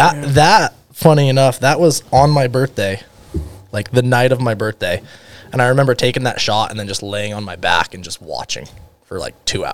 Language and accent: English; United States; moved away as an adult; also born or lived in Arizona / Utah; now in Alaska, United States; I've been in Alaska for 4.5 years. And I found that spot on a whim. Like, I'm one of those guys that I grew up in Arizona and Utah. So dirt roads, that's what we did.